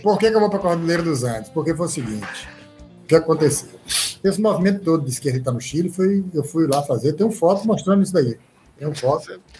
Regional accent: Irecê, Bahia, Brazil; eu sou baiano

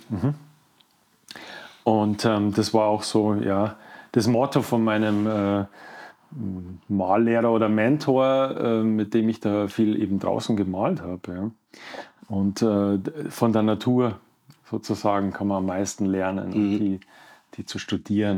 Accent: Leutasch valley / Werdenfelser Land, near Garmisch, Bavaria, Germany; moved away; also born or lived in Munich; ich komme äh, aus dem Leusachtal, also aus mhm. Wernfelser Land, ja, Nähe von Garmisch groß geworden

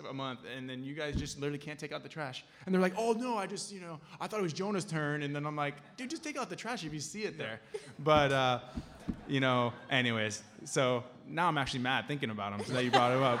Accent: California, United States; we're from California

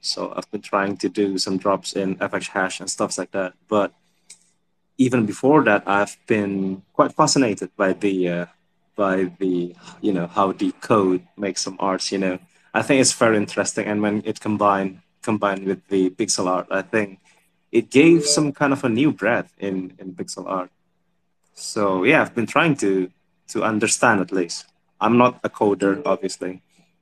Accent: Indonesia; I'm from Indonesia, so pretty much a bit late for me

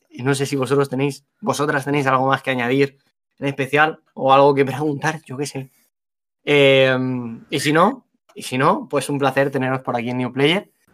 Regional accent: Alicante, Valencian Community, Spain; Nosotros somos de Alicante los dos.

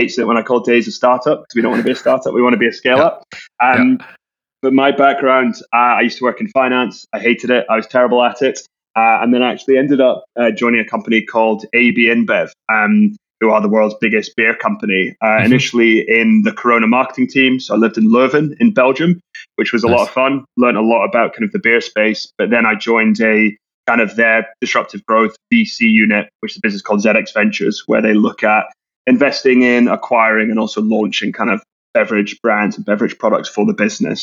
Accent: Scotland, United Kingdom; We grew up together in Scotland

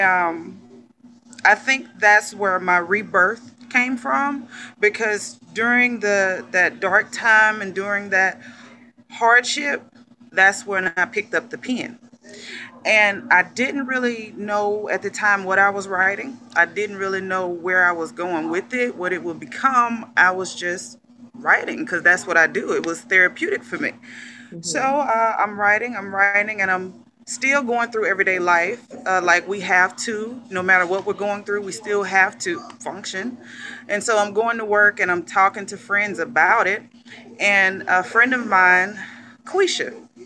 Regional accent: McComb, Mississippi, United States; from Macomb, Mississippi.

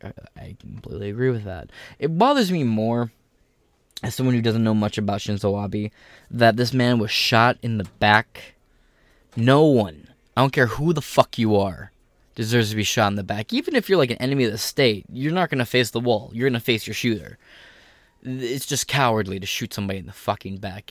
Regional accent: United States; as an American

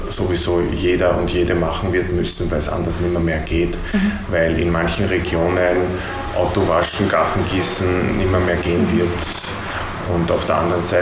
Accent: Oberschützen-Willersdorf, Burgenland, Austria; Ja, ich komme da gleich aus der Nachbarschaft praktisch, aus Oberschützen-Willersdorf.

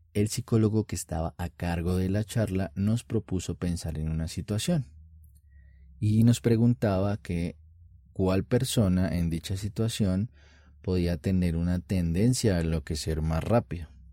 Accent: Colombia; en mi país, Colombia

